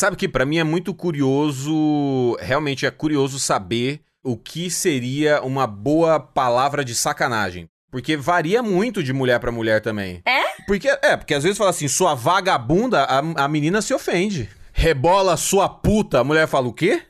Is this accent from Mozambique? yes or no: no; Cuiabá, Mato Grosso, Brazil; now in Chicago, United States; sou de Cuiabá